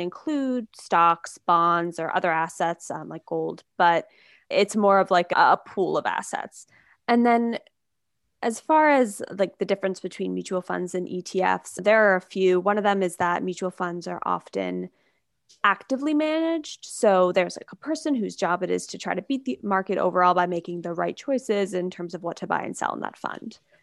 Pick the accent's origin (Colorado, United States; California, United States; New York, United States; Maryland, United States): New York, United States; also born or lived in Michigan / San Francisco; I grew up in New York, I went to college in Michigan, but then I moved out to San Francisco